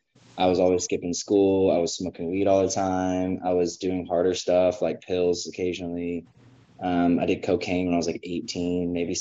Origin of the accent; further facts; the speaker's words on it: Georgia, United States; I grew up in Georgia